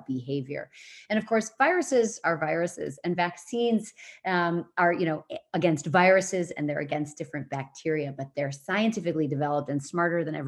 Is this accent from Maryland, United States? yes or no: no; Minnesota, United States; also born or lived in Seattle / California / Pennsylvania; now in Madison, United States; I was born and raised in Minnesota